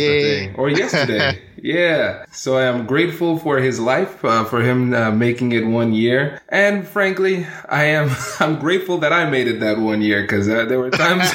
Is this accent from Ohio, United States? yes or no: yes; Tiffin, Ohio, United States; also born or lived in Livingston, New Jersey / Columbus, Ohio; I grew up in a small town called Tiffin, Ohio. So I was born in New Jersey, in Livingston, and then we ended up somehow in Tiffin, Ohio